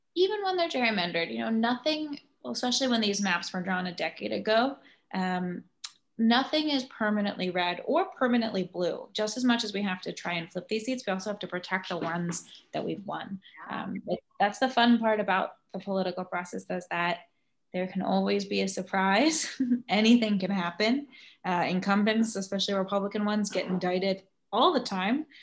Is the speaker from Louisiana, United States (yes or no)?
no; Virginia, United States; now in New York, United States; I live in New York, uh, I'm from Virginia, which is now a blue state